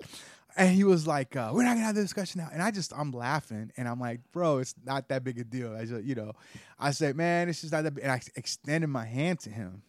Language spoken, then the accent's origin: English; United States; being Puerto Rican, being a white Puerto Rican, and growing up in the United States